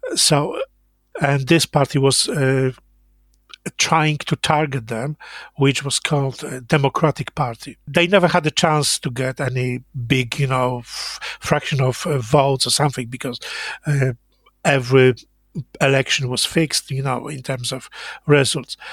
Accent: Jawor, Lower Silesian Voivodeship, Poland; English is a second language; moved away; I was born in Jawor, a little town in southwest Poland

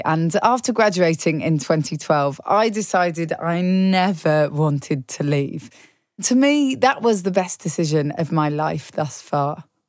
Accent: Manchester, North West England, United Kingdom; This time, I'm the local. Manchester is my hometown

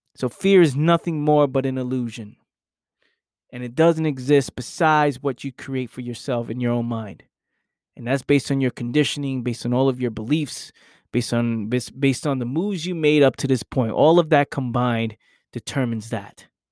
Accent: New York City, New York, United States; now in South Jersey, United States; I grew up in New York. I now live in South Jersey

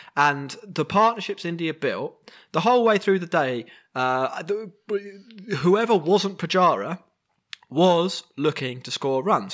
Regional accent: England, United Kingdom; we are all English

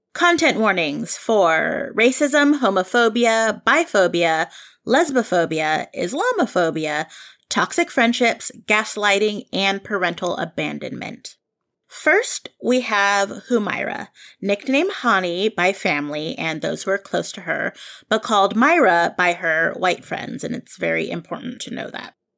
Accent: Bay Area, California, United States; I grew up here in the Bay Area

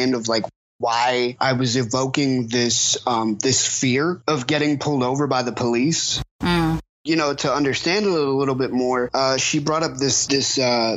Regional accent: the South, United States; if I'm going to raise this child in the South

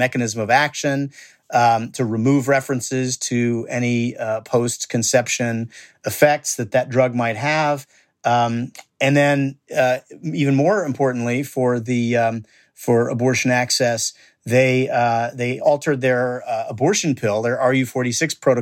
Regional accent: Indiana, United States; my home state of Indiana

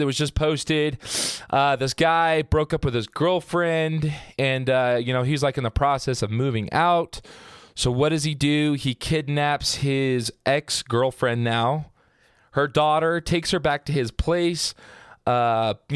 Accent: Southern Utah, United States; I was born and raised in Southern Utah

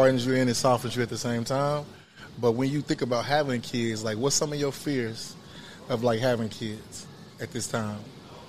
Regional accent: Wyandotte County, Kansas, United States; Originally born and raised in Wyandotte County.

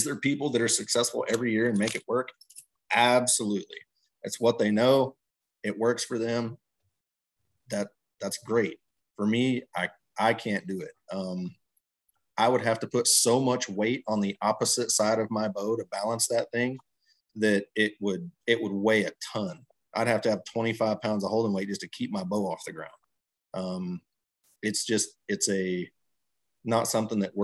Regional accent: Texas, United States; moved away; I grew up in Texas, you know, hunting out of tree stands and ground blinds and stuff like that.

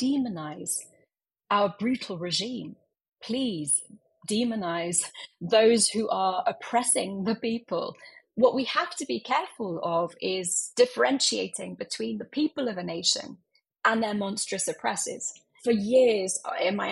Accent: London, United Kingdom; also born or lived in Iran; I grew up in London

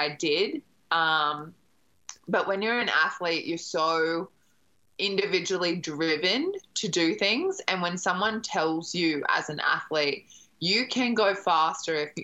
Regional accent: Brisbane, Queensland, Australia; moved away as an adult; I grew up in Brisbane

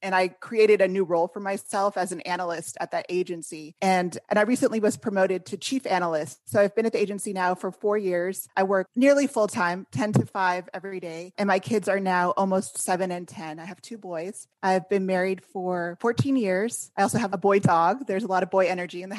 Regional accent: California, United States; also born or lived in Washington, D.C.; I'm from California originally

